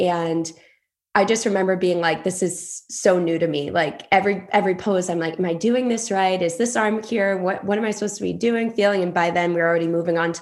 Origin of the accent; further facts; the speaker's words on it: Acushnet, Massachusetts, United States; I grew up in Acushnet, Massachusetts, super small town